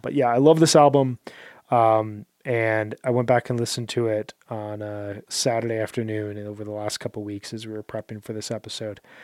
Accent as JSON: {"language": "English", "region": "Midwest", "country": "United States", "also_born_or_lived": "South Korea", "moved": "as an adult", "said": "I'm from the Midwest where it gets really, really cold in the winters"}